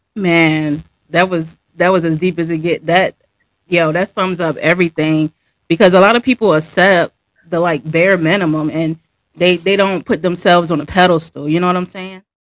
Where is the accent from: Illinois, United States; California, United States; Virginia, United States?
Virginia, United States; I'm from Virginia